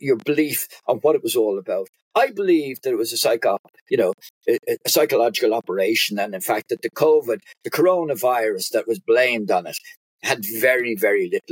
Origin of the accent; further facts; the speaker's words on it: Ireland; accent: Irish; We're Ireland.